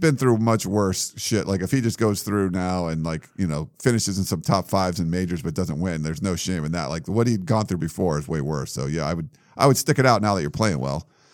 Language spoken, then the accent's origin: English; New England, United States; moved away; growing up in New England, there, you know, my little town of, like, thirty thousand people had four Dunkin' Donuts in it